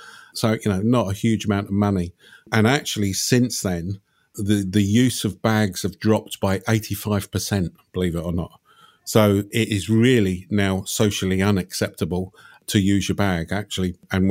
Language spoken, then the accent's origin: English; England, United Kingdom; and we just say, hey, we're from England, and everybody understands.